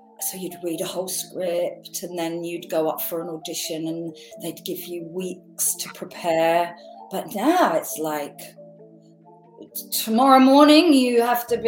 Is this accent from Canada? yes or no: no; Essex, East of England, United Kingdom; accent: Essex twang; also born or lived in Radlett, Hertfordshire; I was born in Radlett in Hertfordshire, and then I moved to Essex. So you might hear a little twang of that.